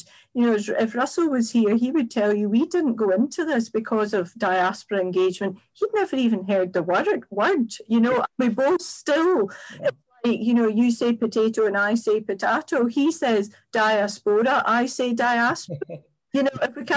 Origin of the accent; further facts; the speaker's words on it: Scotland, United Kingdom; Scots are friendly, resilient, entrepreneurial, but we're inward looking.